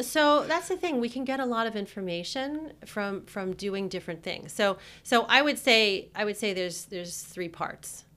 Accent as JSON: {"language": "English", "region": "New Jersey", "country": "United States", "also_born_or_lived": "New York", "said": "I'm from New Jersey. When I moved back to New Jersey from New York"}